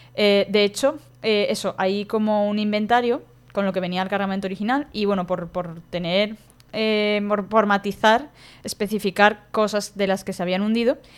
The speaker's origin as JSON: {"language": "Spanish", "town": "Valencia", "region": "Valencian Community", "country": "Spain", "said": "yo soy de Valencia"}